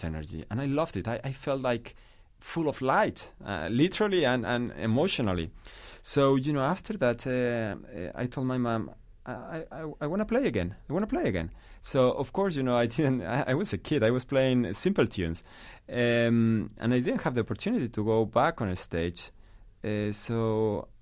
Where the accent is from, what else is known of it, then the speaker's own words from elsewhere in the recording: La Rioja, Spain; English is a second language; moved away as an adult; now in New York City, United States; I'm from Rioja, a part in the middle north of Spain, and I grew up listening to this music